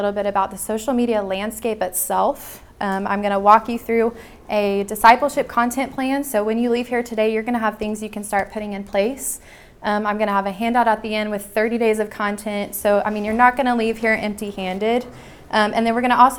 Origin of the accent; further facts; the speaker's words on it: Nashville, Tennessee, United States; I'm from Nashville, Tennessee